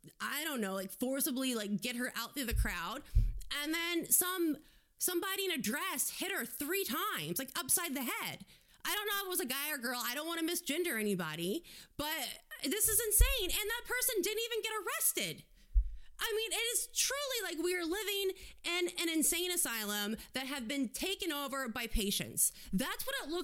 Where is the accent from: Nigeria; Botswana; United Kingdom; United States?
United States; being an American